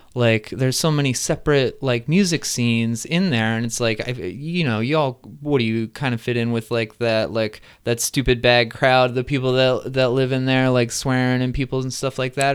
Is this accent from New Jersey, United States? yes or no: yes; New Jersey, United States; moved away; I grew up in Jersey, too